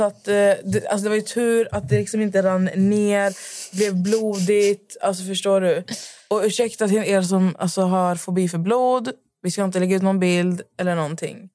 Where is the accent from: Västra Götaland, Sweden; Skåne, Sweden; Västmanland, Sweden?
Västra Götaland, Sweden; Skövde; moved away; jag var hemma i Skövde